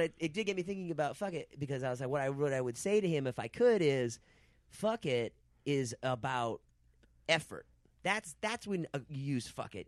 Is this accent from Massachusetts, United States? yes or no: yes; Boston, Massachusetts, United States; moved away; also born or lived in New York; I'm from Boston.